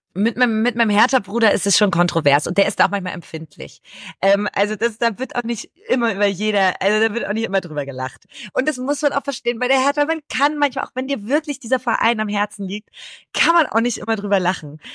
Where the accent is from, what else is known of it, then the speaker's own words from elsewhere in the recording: Brandenburg, Germany; now in Cologne, Germany; Ich komme auch aus Brandenburg ursprünglich